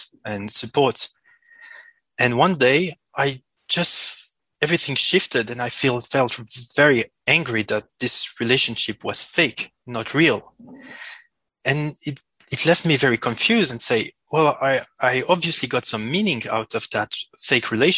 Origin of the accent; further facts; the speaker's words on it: Switzerland; first language French; English is a second language; I was born in Switzerland and my main language is French. So I apologize for the accent